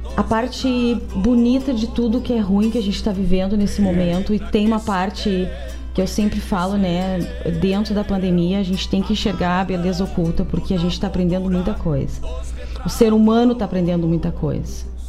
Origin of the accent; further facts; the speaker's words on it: Gaúcho, Rio Grande do Sul, Brazil; a gente é gaúcho